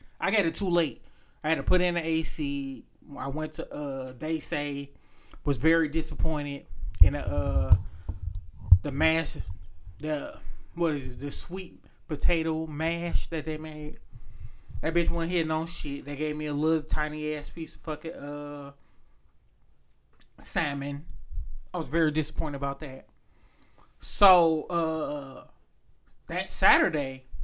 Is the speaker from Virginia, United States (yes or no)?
no; Detroit, Michigan, United States; we're from Michigan, Detroit